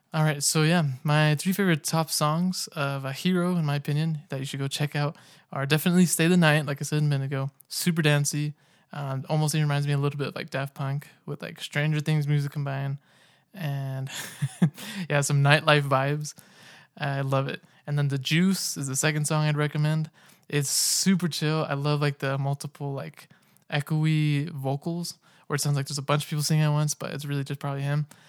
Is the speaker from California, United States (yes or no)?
yes; Sacramento, California, United States; now in Utah, United States; I'm originally from Sacramento, California.